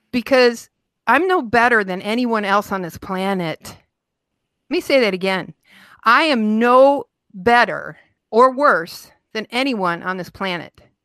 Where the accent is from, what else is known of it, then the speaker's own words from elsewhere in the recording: Utica, Michigan, United States; I grew up right outside Detroit in a little town called Utica, Utica, Michigan